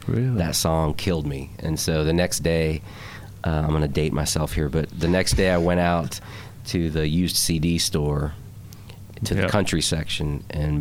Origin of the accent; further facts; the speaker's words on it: New Jersey, United States; moved away as an adult; also born or lived in New York City / Philadelphia; now in Nashville, United States; I grew up in New Jersey